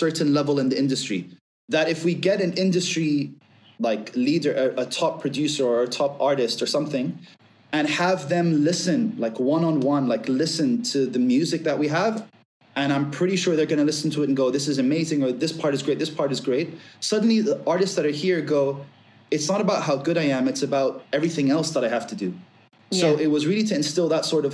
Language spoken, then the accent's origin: English; Abu Dhabi, United Arab Emirates; moved away as an adult; being Syrian British, but being essentially raised from I was 2 months old up until 21 in Abu Dhabi